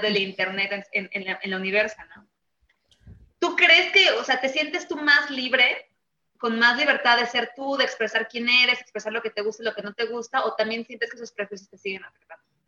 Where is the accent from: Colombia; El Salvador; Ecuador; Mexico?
Mexico; no tenemos acceso a tanta diversidad en México porque somos más mexicanos con mexicanos